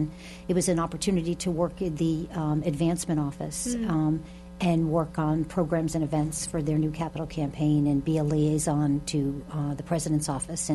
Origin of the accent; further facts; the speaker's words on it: Arlington, Massachusetts, United States; I'm originally from Arlington, went to Arlington Catholic, and then went on to Boston College